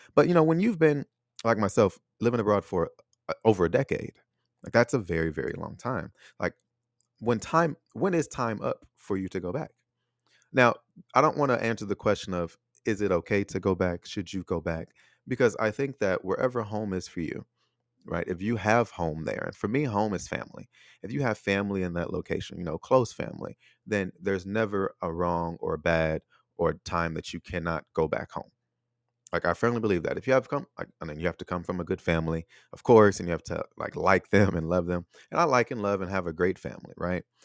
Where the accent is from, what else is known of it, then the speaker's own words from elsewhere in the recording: United States; moved away as an adult; also born or lived in Taiwan; now in Chicago, United States; my hometown, my home country